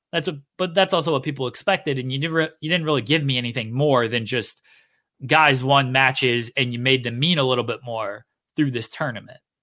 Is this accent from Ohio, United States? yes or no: yes; Akron, Ohio, United States; I'm from Ohio, from, from Akron, Cleveland area